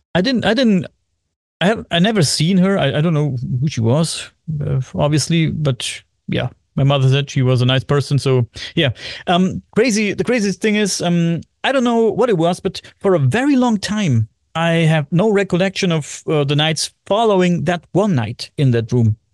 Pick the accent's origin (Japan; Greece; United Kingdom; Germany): Germany; Bavaria; English is a second language; I am from Germany, Bavaria, Germany